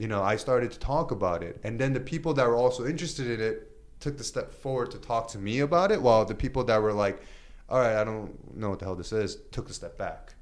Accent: New York City, New York, United States; I am a Korean American, born and raised in Queens

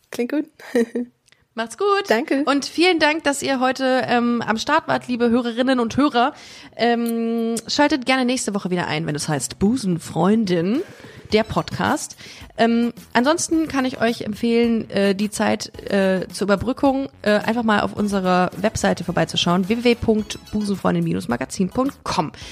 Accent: Düsseldorf, North Rhine-Westphalia, Germany; komme aus Düsseldorf ursprünglich.

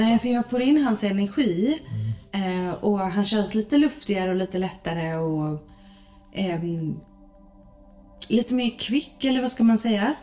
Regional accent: Gothenburg, Västra Götaland, Sweden; är jag född i Göteborg

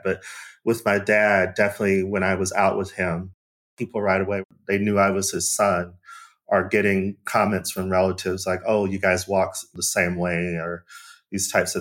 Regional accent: Arizona, United States; now in Cape Town, South Africa; I'm from Arizona, we moved around in the city and the state and then sometimes outside of the state.

